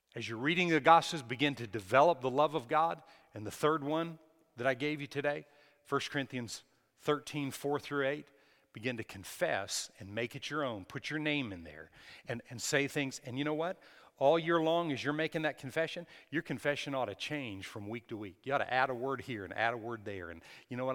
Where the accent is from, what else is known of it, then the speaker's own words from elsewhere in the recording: Texas, United States; we're from Texas